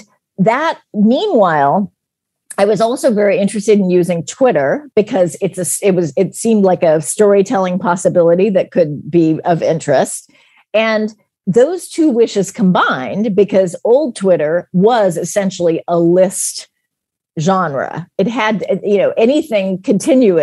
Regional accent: United States; as an American

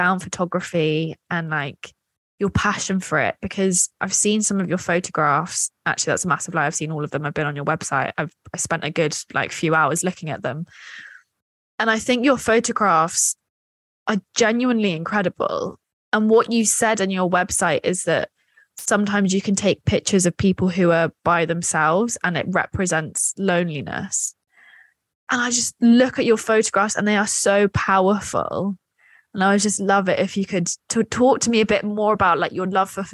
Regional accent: Scotland, United Kingdom; being Scottish

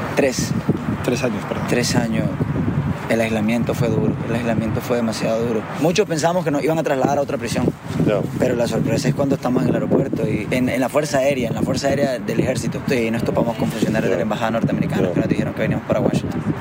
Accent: Nicaragua; moved away as an adult; Yo soy nicaragüense y eso nadie, nadie me lo va a quitar

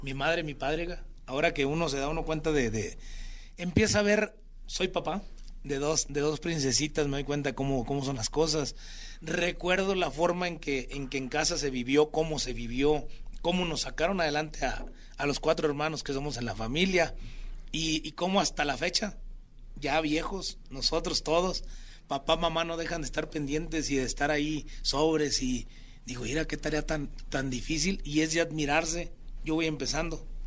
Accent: Chiapas, Mexico; also born or lived in Mazatlán, Sinaloa; Chiapas, mi tierra

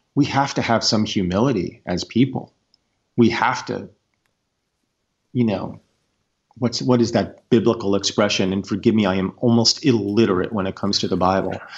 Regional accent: United States; as an American people

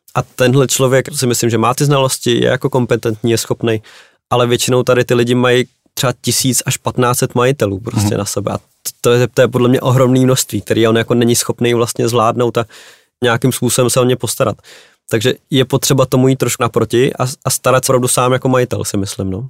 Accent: Czechia; jako Češi

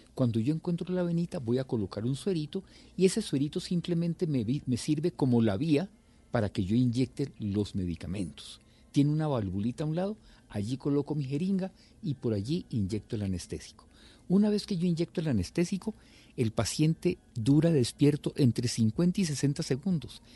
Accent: Tuluá, Valle del Cauca, Colombia; moved away; Yo vivía en una cuadra de mi, de mi pueblo en Tuluá y nos conocíamos todos los vecinos de esa, de esa cuadrita, ¿cierto? Yo sabía, yo quién vivía al frente, quién vivía al lado, jugaba con los compañeritos de mi edad en esa cuadra

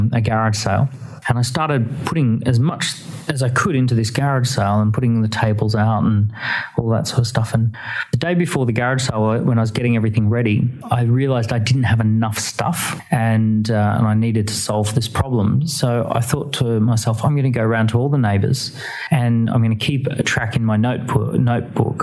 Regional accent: Australia; moved away as an adult; now in United Kingdom; I grew up in Australia, but moved to the United Kingdom in 2006, so about 12 years ago

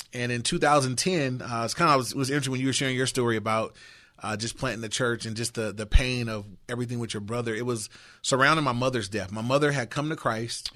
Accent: Inglewood, California, United States; I grew up in Inglewood.

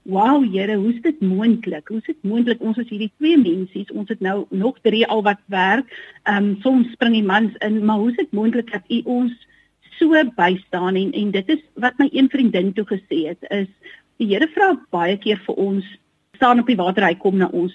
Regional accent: Merweville, Western Cape, South Africa; Want ons kom van Merwewil. Dis 'n klein dorpie

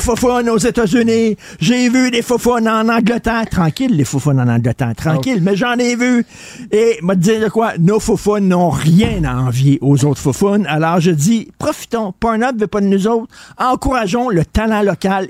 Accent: Montreal, Quebec, Canada; j'allais dans les dépanneurs quand j'étais jeune à Verdun, la tabagie à Verdun

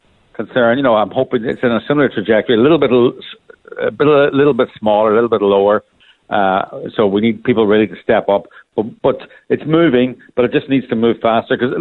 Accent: Ireland; accent: Irish; as people can hear from my accent, I'm Irish

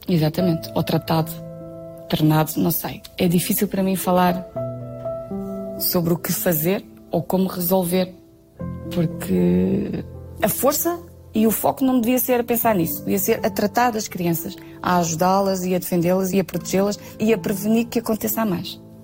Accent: Viana do Castelo, Norte, Portugal; moved away; Tenho mesmo saudades de Viana minha terra

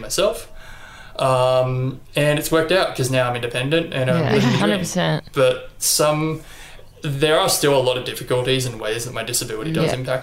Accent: Brisbane, Queensland, Australia; also born or lived in Gosford, New South Wales; I was born in Gosford in New South Wales, but I've pretty much lived in Brisbane for the entirety of my life

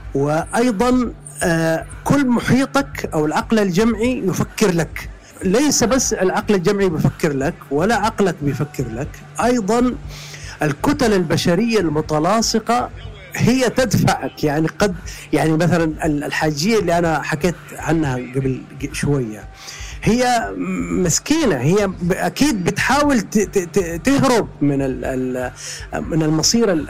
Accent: Mecca, Makkah Province, Saudi Arabia; أنا من أهل مكة وأعرف مكة

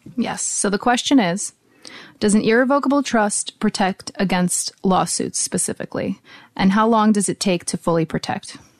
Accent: United States; also born or lived in Sheepshead Bay, Brooklyn; my parents were um, born in Belarus. I was born here in America. I speak both Russian and English.

